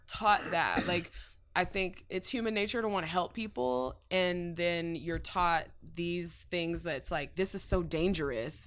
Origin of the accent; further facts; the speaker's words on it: Dallas, Texas, United States; North Dallas, um, like Farmers Branch, Carrollton native